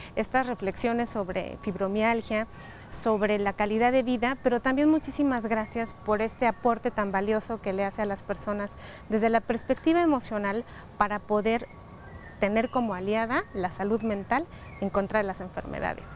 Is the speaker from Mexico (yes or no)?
yes; Mexico; nosotros como mexicanos